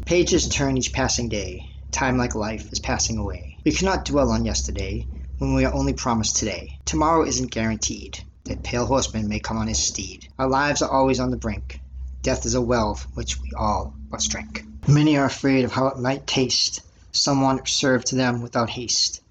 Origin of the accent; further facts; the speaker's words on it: Lynn, Massachusetts, United States; I'm from Lynn, Mass